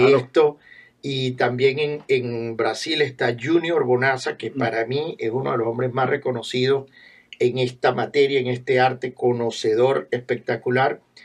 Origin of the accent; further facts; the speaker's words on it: Venezuela; moved away; Traigo desde Venezuela, yo soy de Venezuela